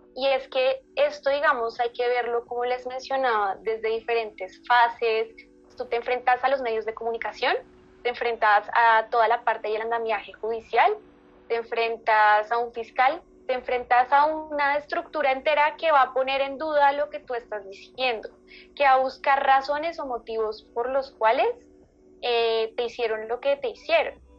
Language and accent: Spanish; Colombia; soy de Colombia